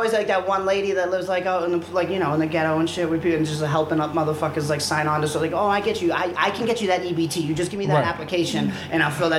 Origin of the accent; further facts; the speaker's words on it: United States; I just grew up. This is the mentality of growing up in America.